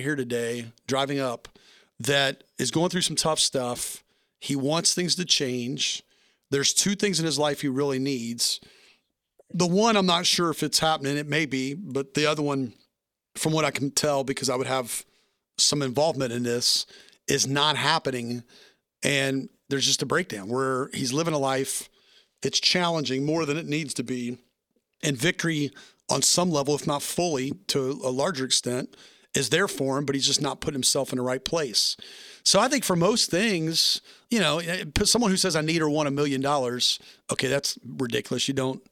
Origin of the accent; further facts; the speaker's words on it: Tennessee, United States; now in Springfield, United States; I'm from Tennessee